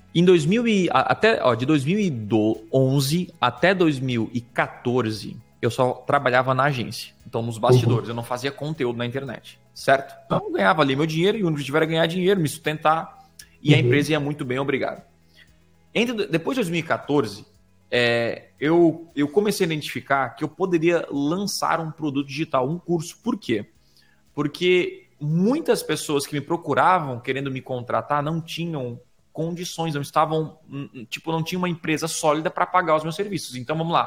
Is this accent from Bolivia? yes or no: no; Criciúma, Santa Catarina, Brazil; eu sou de Criciúma, Santa Catarina, uma cidade pequena de 220 mil habitantes